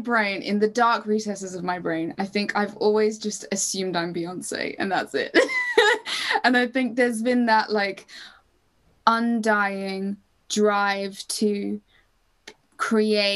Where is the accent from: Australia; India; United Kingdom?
United Kingdom; Cambridge, East of England; Cambridge, which is my hometown, which is kind of small.